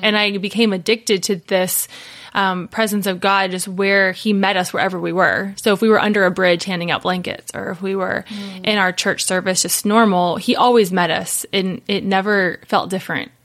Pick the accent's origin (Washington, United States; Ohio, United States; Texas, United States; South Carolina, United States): Ohio, United States; Cincinnati; now in Tennessee, United States; I'm from the Buckeye State, Ohio. So born and raised Cincinnati, Ohio